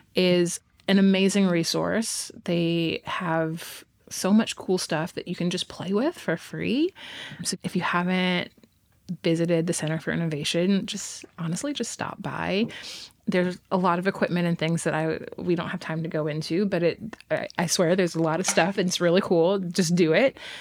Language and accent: English; Texas, United States; now in Fayetteville, United States; I am from Texas.